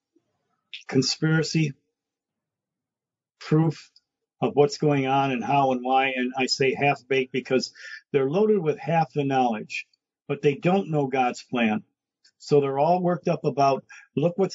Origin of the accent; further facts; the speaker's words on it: Detroit, Michigan, United States; I grew up in Brightmoor